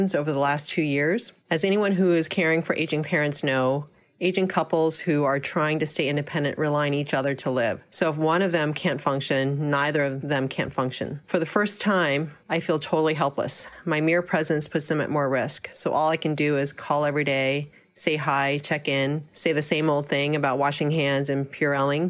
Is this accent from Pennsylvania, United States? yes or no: no; California, United States; now in Midwest, United States; I live in the Midwest, but I'm from California